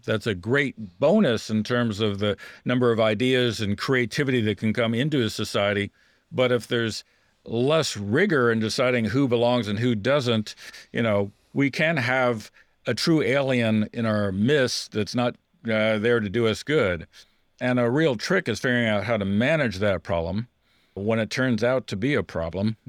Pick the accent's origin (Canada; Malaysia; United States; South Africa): United States; I, as an American